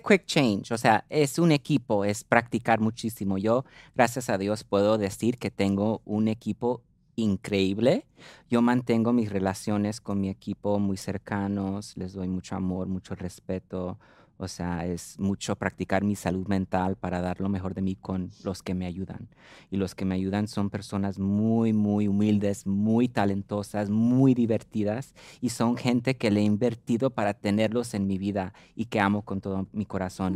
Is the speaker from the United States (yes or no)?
yes; United States; ser nacida en los Estados Unidos